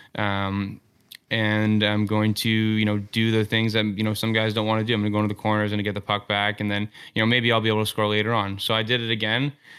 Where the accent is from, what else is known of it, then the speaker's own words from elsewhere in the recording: Toronto, Ontario, Canada; growing up in Toronto and just being consumed by hockey twenty four seven